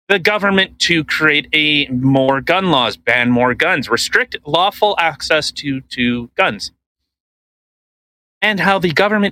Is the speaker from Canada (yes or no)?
yes; Canada; We're Canadian